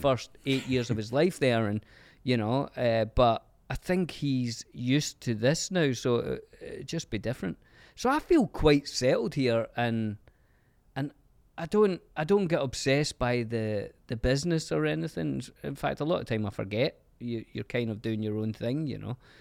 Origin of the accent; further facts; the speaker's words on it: Glasgow, Scotland, United Kingdom; now in Los Angeles, United States; growing up in Glasgow